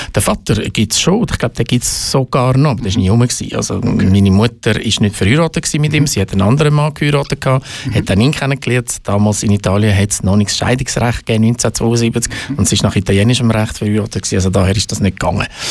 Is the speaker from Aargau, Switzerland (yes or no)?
yes; Baden, Aargau, Switzerland; also born or lived in Zurich; bin ein Aargauer, ein stolzer Aargauer, ich sage es ganz ehrlich, weil ich zu Baden aufgewachsen bin